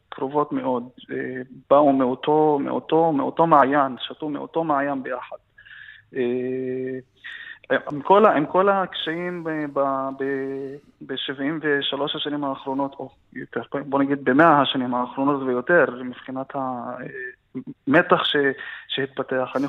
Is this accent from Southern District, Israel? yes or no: no; Fureidis, Haifa District, Israel; Hebrew is a second language; גם אני גדלתי בכפר פרדיס, שהוא כפר שממוקם בסביבה... אה, בסביבה מגוונת, אה, ערבים ויהודים שחיים ביחד, ונחשפתי גם לשפה העברית אה, בגיל צעיר